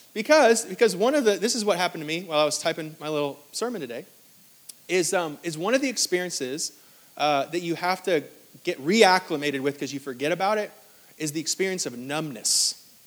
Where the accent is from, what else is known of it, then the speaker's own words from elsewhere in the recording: New York, United States; now in Greenville, United States; I'm from New York